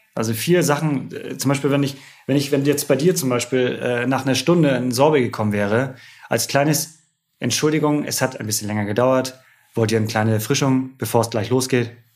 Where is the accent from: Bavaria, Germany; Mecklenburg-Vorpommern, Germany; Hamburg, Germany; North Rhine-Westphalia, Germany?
Mecklenburg-Vorpommern, Germany; Rostock; ich komme gebürtig aus Rostock. Äh, immer als, als kleiner Junge lag das Schiff immer in dem Hafen, ja.